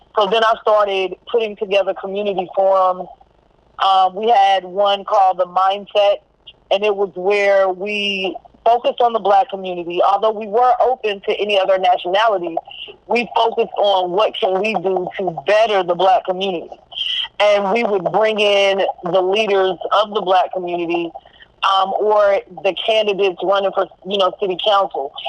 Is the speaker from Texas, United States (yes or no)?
yes; Corsicana, Texas, United States; moved away as an adult; also born or lived in Dallas; I'm originally from Corsicana. Mm-hmm. So I used to live on 14th Street behind the ice factory